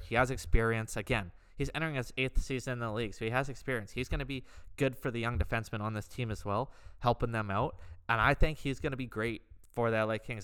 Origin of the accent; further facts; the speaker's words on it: Canada; also born or lived in just outside Vancouver; I am Canadian.